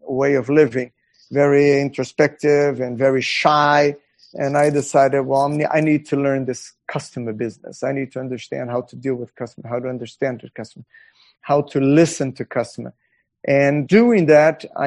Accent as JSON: {"language": "English", "country": "Brazil", "tie": "born or raised there", "said": "I was born in Brazil. I went through college in Brazil"}